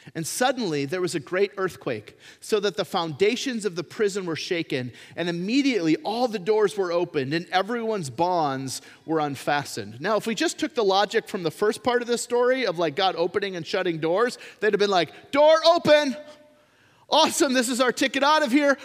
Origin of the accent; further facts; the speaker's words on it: United States; being an American citizen. I am one